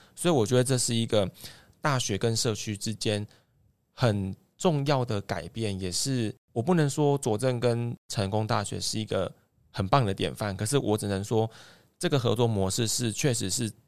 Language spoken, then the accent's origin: Chinese; Zuozhen, Tainan, Taiwan; 我们乡下要，要找一间Seven都很不方便